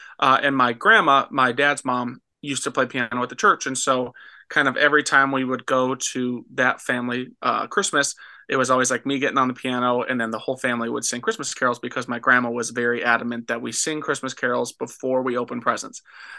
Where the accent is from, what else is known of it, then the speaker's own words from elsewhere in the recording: Minnesota, United States; And then we always try to play like the church that I grew up in Minnesota. They really enjoy like when we come home and play at church.